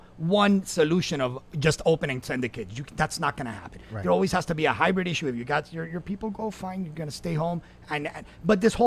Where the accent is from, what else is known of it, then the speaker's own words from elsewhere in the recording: Miami, Florida, United States; I was born here in Miami.